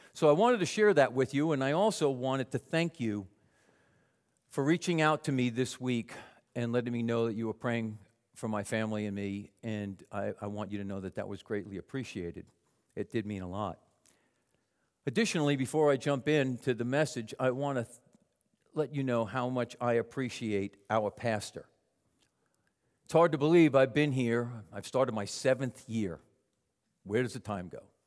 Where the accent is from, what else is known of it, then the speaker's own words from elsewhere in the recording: Long Island, New York, United States; moved away; my mother, me, and my three younger sisters on Long Island